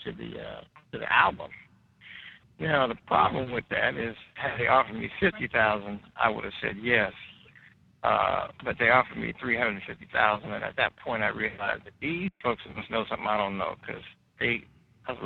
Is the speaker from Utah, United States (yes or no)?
no; Georgia, United States; I was from Georgia